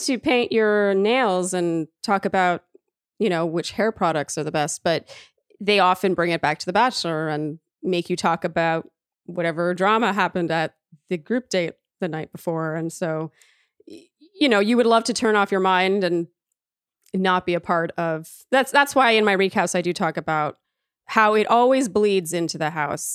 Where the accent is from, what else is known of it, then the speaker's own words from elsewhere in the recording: Canada; also born or lived in Germany; now in New York, United States; I am so Canadian